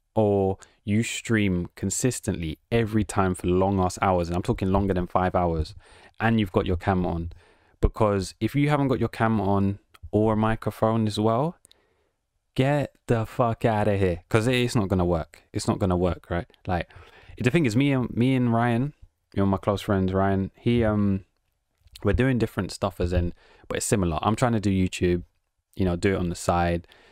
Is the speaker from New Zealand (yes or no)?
no; England, United Kingdom; accent: British; I'm just from England